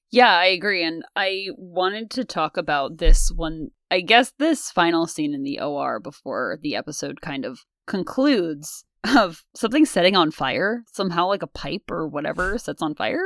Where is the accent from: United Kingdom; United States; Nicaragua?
United States; because we're American and we go to American schools